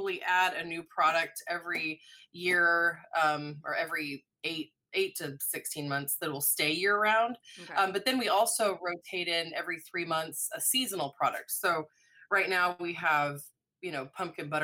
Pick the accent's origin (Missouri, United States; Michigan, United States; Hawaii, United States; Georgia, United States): Missouri, United States; Springfield; moved away as an adult; also born or lived in Telluride, Colorado / New Orleans, Louisiana / Northwest Arkansas; now in Arkansas, United States; I was born in Springfield, Missouri, so not far from here